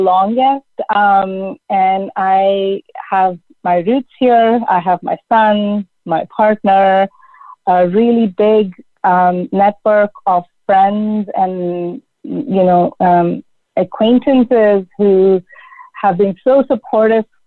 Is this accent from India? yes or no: yes; India; moved away as an adult; also born or lived in United States; now in Canada; growing up in India and really thinking about all the cultural and traditional norms that I grew up with in a highly patriarchal society